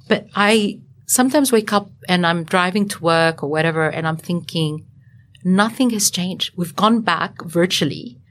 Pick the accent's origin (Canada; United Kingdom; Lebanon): Lebanon; also born or lived in Sydney, Australia; now in Australia; the way I was brought up as well in Lebanon